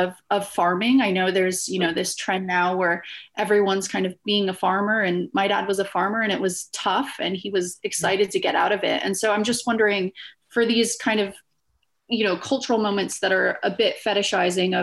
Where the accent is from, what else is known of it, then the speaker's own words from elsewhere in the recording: United States; being an American